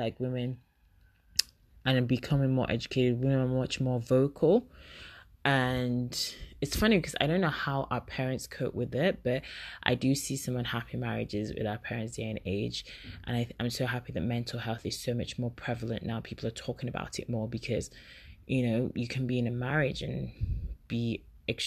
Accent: Igbo, Igboland, Nigeria; as I'm Nigerian and I'm Igbo woman

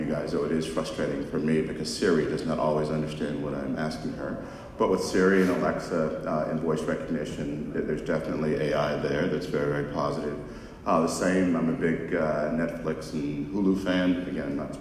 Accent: Los Angeles, California, United States; I grew up in South Central Los Angeles

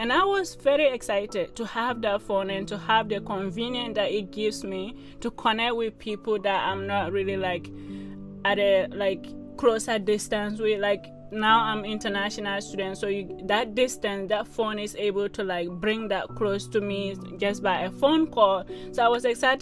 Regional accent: Ghana; moved away; I'm originally from Ghana.

